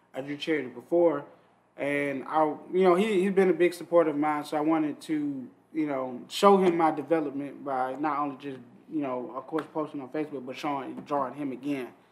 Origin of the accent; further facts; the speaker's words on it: Atlanta, Georgia, United States; growing up in Atlanta